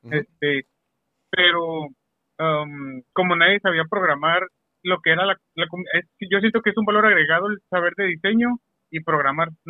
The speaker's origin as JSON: {"language": "Spanish", "town": "Mexicali", "region": "Baja California", "country": "Mexico", "said": "Eh, soy, soy de Mexicali."}